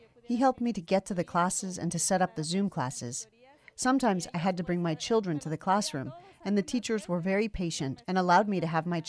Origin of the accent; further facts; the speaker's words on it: Mexico; English is a second language; now in United States; I am from Mexico, and there I didn't have the opportunity to go to school.